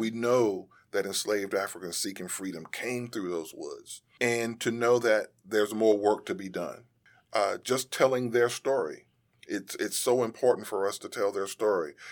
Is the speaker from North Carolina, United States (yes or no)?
yes; Durham, North Carolina, United States; When we grew up in Durham